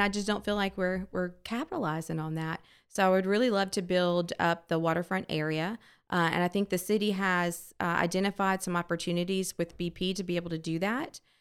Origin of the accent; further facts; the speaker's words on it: D'Iberville, Mississippi, United States; This is my hometown